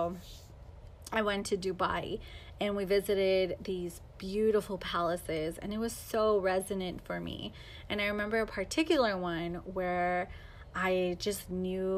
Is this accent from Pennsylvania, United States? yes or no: no; Los Angeles, California, United States; also born or lived in Chino Hills, California; So I grew up in Los Angeles.